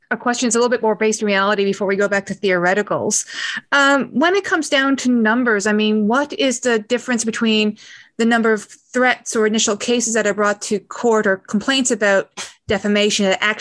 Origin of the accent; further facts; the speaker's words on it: Canada; now in New Zealand